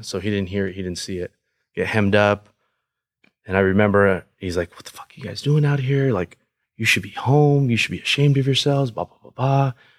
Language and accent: English; Paramount, California, United States; I grew up in a very high crime area, right next to Compton, the city named Paramount.